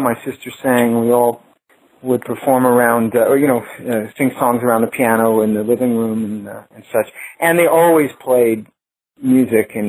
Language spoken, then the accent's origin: English; New York, United States; growing up in New York